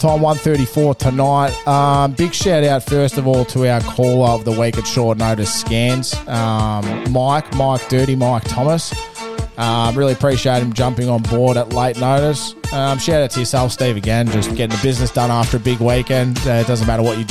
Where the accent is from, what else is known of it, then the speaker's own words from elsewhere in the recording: Melbourne, Victoria, Australia; I'm from Melbourne.